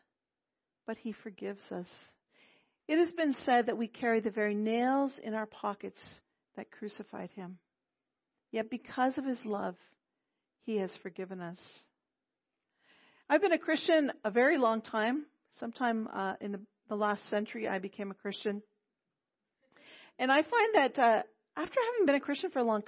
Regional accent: Quebec, Canada; first language English; I'm from Quebec, okay? So people often say to me, oh, your English is so good. And I thank them because it's my mother tongue

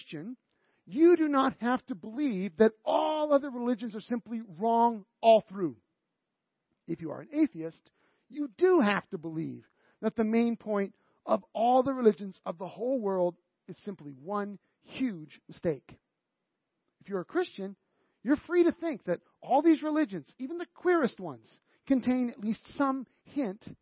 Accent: Canada; we're so Canadian

